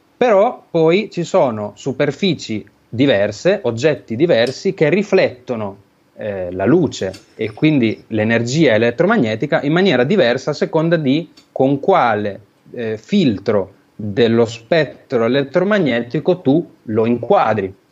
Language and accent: Italian; Emilia-Romagna, Italy; moved away as an adult; now in Bologna, Italy; sono romagnolo